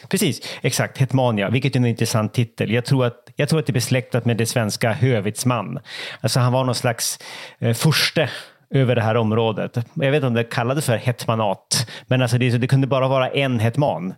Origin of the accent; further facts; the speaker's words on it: Norrland, Sweden; som norrlänning